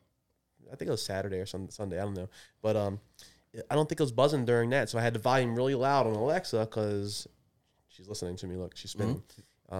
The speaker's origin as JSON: {"language": "English", "town": "Baltimore", "region": "Maryland", "country": "United States", "said": "I'm from Baltimore."}